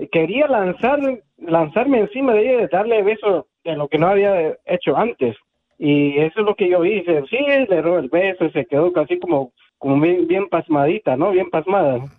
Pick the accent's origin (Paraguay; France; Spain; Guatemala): Guatemala; ella es de Bolivia, y yo soy guatemalteco, entonces nosotros estábamos bien cruzados.